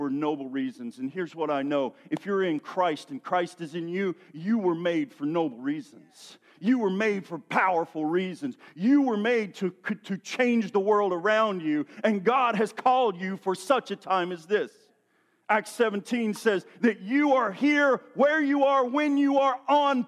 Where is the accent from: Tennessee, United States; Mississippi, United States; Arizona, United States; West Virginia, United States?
Tennessee, United States; I'm from Tennessee, where there's a lot of hills and valleys and mud